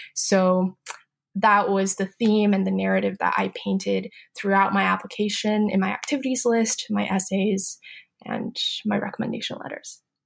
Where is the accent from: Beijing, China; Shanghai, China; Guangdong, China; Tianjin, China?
Beijing, China; moved away; So I grew up in Beijing, China